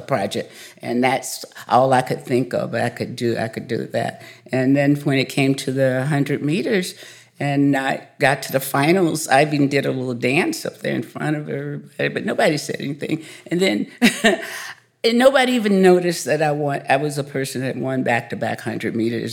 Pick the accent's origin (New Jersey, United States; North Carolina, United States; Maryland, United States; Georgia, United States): Georgia, United States; a smaller town in; I grew up in a, a smaller town in Georgia, and, uh, I grew up on a dairy farm